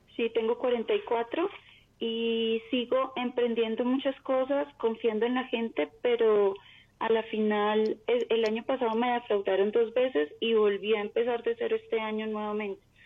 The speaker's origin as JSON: {"language": "Spanish", "region": "Bogotá", "country": "Colombia", "said": "De Bogotá, Colombia."}